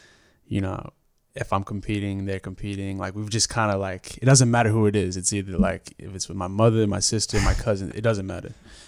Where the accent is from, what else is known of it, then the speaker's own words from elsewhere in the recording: Brisbane, Queensland, Australia; Well, originally born, raised here in Brisbane, Queensland. My background ethnicity, I'm Torres Strait Islander Aboriginal.